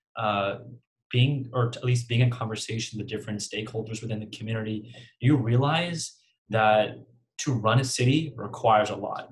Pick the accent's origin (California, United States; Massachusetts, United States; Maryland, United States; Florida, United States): California, United States; Central Valley; I'm from the Central Valley, right? And um, I've grown up in the Central Valley